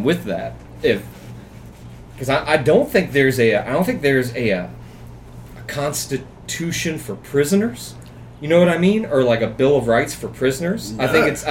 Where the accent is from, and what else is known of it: United States; accent: drawl